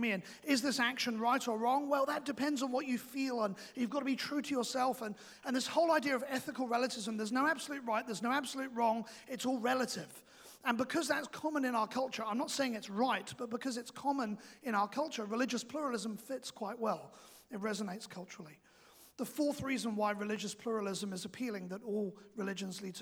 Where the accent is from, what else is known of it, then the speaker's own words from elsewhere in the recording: England, United Kingdom; now in New Zealand; I am also English